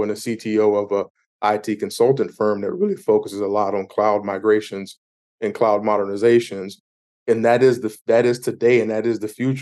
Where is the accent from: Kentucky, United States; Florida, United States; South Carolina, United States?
South Carolina, United States; Myrtle Beach; I grew up in Myrtle Beach, South Carolina.